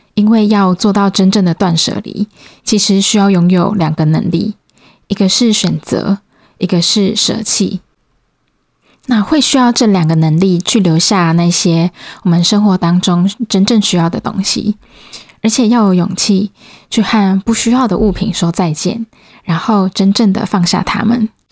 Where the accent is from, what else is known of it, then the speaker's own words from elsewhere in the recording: Changhua County, Taiwan; moved away as an adult; also born or lived in Kaohsiung; now in Taipei, Taiwan; 其实我是彰化人，然后以前大学是在高雄读书